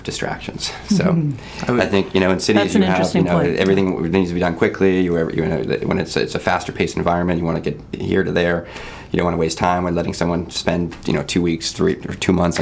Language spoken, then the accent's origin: English; Camden, Maine, United States; also born or lived in Boston; I grew up in Camden.